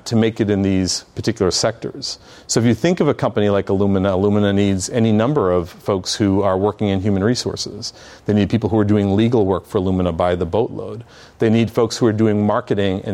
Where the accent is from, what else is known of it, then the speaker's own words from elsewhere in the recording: Boston, Massachusetts, United States; now in San Diego, United States; I'm from Boston